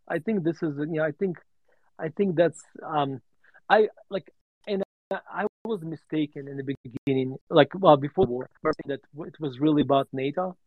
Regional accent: Murmansk, Murmansk Oblast, Russia; also born or lived in Denver, Colorado; now in United States; my story growing up in Russia

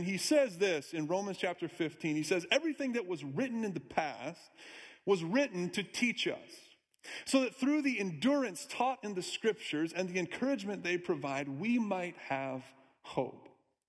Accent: Minnesota, United States; also born or lived in Iowa / Wisconsin; I'm actually from Minnesota, too. Midwest guy, Iowa, too. Born in Wisconsin.

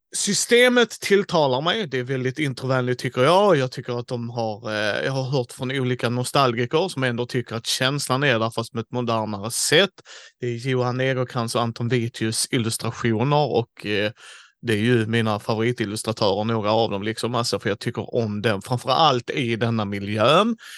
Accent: Skåne, Sweden; vi är tre skåningar

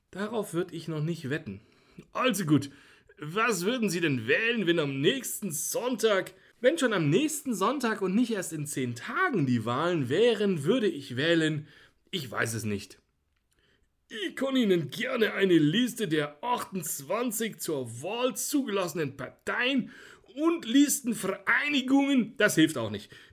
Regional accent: Bavaria, Germany; Ich bin Franke.

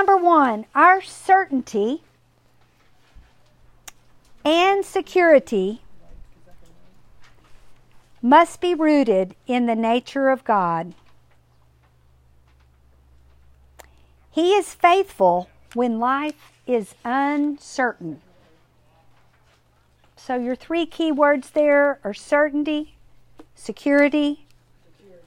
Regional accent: Kerrville, Texas, United States; I grew up in Kerrville

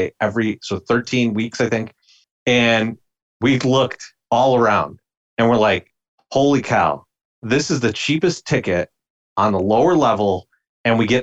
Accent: Chicago, Illinois, United States; Me and Beefloaf, for our entire life, we grew up in Bridgeport

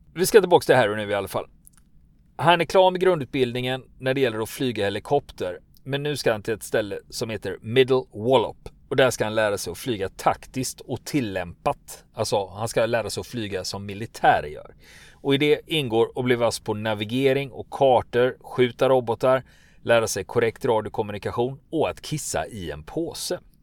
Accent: Gothenburg, Västra Götaland, Sweden; jag som göteborgare

